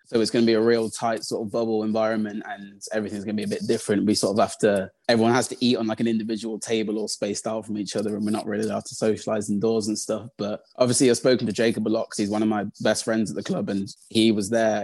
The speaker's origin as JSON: {"language": "English", "town": "Birmingham", "region": "West Midlands", "country": "United Kingdom", "tie": "born or raised there", "also_born_or_lived": "Coventry", "said": "So I grew up in Birmingham. I live in Birmingham at the moment."}